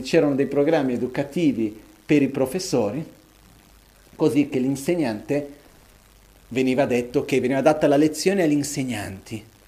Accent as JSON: {"language": "Italian", "country": "Brazil", "tie": "born or raised there", "moved": "yes", "said": "Io da bambino, quando ero piccolo, che vivevo in Brasile"}